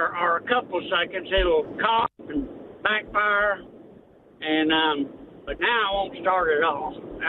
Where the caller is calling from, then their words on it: Lonsdale, Arkansas, United States; I'm from Lonsdale, Arkansas.